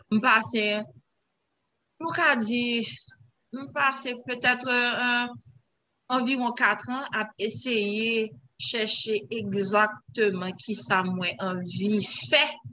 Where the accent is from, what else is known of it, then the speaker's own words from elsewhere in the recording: Haiti; ça m'a senti en tant qu'haïtienne